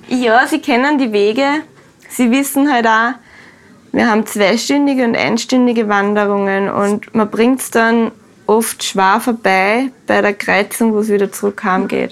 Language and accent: German; Austria; bei uns in Österreich